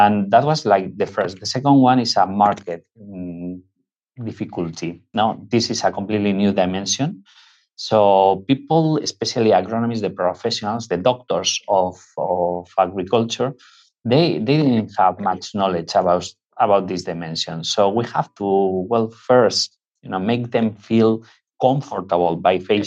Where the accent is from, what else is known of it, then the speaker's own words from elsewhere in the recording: northwest Spain, Spain; moved away; we are originally from Spain. We come from the northwest of Spain